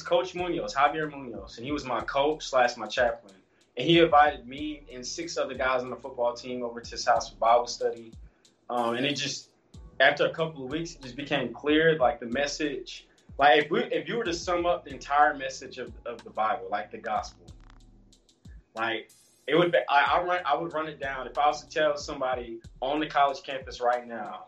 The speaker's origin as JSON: {"language": "English", "town": "Los Angeles", "region": "California", "country": "United States", "tie": "born or raised there", "also_born_or_lived": "Georgia", "moved": "yes", "lives_now": "Hattiesburg, United States", "said": "raised in Los Angeles for half of my life. I grew up playing football"}